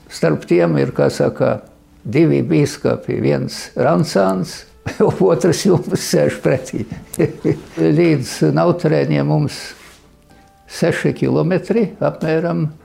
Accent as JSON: {"language": "Latvian", "region": "Rēzekne Municipality", "country": "Latvia", "said": "Mēs tīri latvieši. Vispār nautrēnu draudze ir ļoti latviskā."}